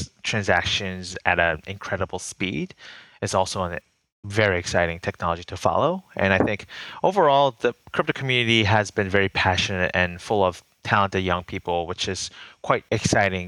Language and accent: English; Boston, Massachusetts, United States; I grew up in Boston